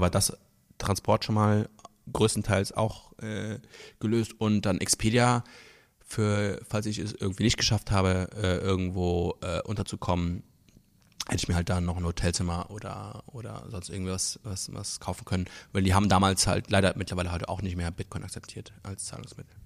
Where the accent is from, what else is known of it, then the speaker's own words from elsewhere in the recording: Luxembourg; now in Berlin, Germany; ich komme aus Luxemburg ursprünglich